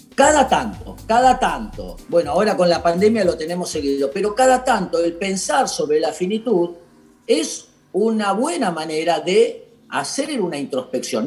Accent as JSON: {"language": "Spanish", "country": "Argentina", "said": "la tarea que tenemos por delante como argentinos y como personas"}